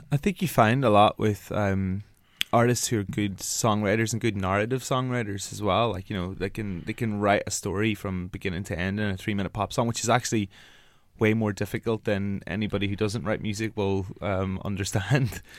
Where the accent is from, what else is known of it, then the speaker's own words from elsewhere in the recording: Northern Ireland, United Kingdom; accent: Northern Ireland accent; moved away; I'm from Ireland and, like, we're not, like, not a nation, like, notorious for our, um, dancing. But I come from a town which is, like, twenty thousand